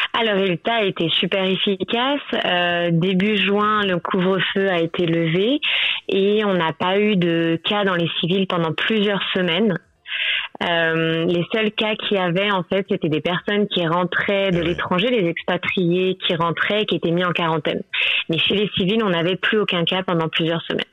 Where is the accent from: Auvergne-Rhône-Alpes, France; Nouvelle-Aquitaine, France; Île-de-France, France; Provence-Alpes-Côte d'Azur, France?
Île-de-France, France; Paris; moved away as an adult; now in Sri Lanka; je suis parisienne à la base